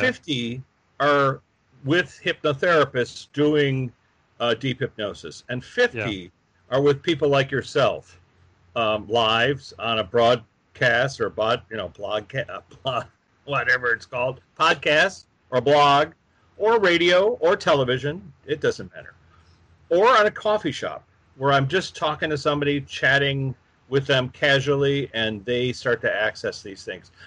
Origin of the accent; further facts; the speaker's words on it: Chicago, Illinois, United States; a workshop in Chicago, my hometown.